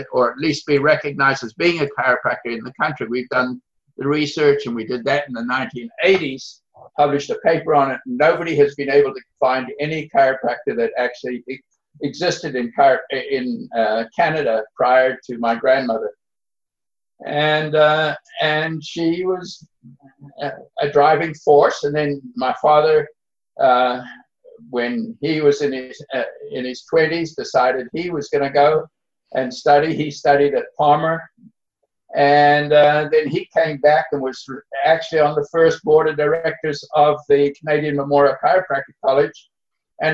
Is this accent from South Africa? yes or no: yes; South Africa; moved away; growing up in South Africa